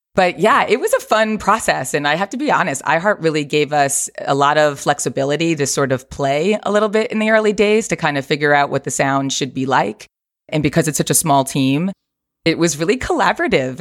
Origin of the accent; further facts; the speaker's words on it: Lake Ronkonkoma, New York, United States; moved away as an adult; now in Los Angeles, United States; I'm from New York, uh, Long Island originally, Lake Ronkonkoma, exit 58 off the Long Island Expressway.